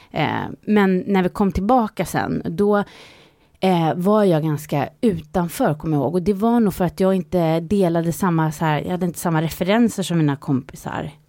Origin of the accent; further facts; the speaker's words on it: Sweden; born there; Ja, jag föddes i Sverige